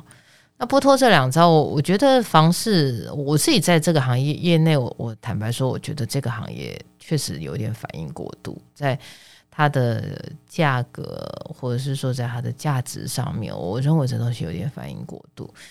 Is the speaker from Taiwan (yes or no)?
yes; Taiwan; 因为股票股，我台湾人，你看啊